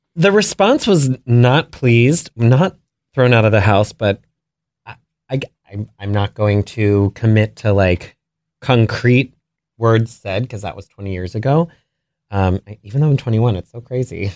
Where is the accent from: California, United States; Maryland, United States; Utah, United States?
Maryland, United States; Potomac; grew up in Potomac, Maryland